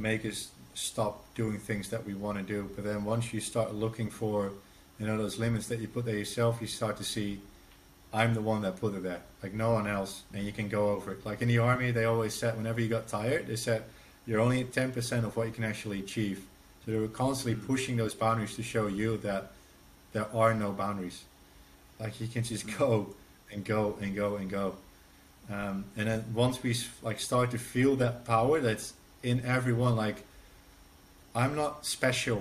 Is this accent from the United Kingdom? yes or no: no; Netherlands; English is a second language